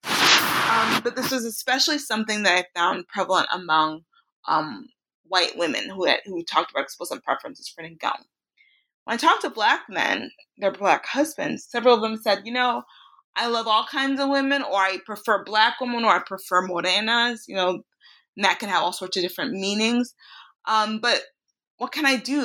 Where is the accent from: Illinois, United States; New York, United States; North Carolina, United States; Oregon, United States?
Illinois, United States; Chicago; I was raised in, in Chicago, Illinois